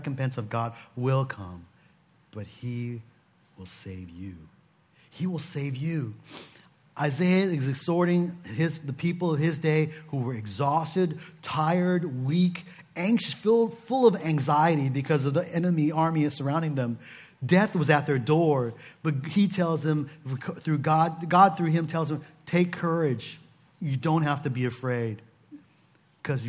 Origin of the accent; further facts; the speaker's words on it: Seattle, Washington, United States; moved away; I come from Seattle